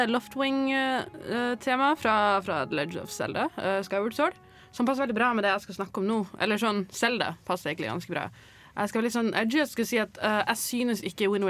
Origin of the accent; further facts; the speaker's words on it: Northern Norway, Norway; Jeg er fra Nord-Norge, ikke sant. Der må vi reise fra øy til øy for liksom å liksom komme noen sted.